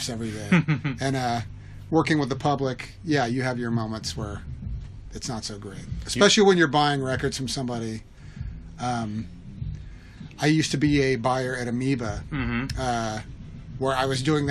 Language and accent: English; Houston, Texas, United States; moved away as an adult; now in Los Angeles, United States; I'm originally from Houston, Texas